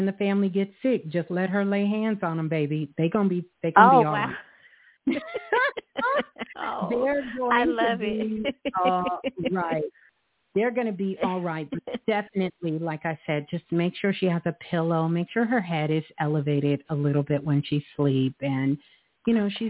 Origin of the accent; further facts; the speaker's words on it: New York, United States; That's my birth city, Brooklyn